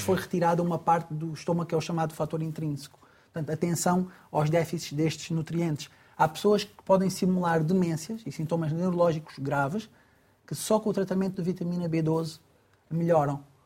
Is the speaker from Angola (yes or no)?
yes; Angola; eu, que sou angolano, ou nasci em Angola